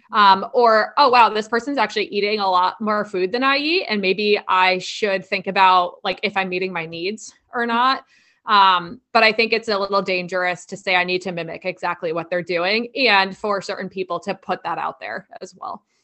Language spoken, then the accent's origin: English; like New York area, New Jersey, United States; I'm from the New Jersey, like New York area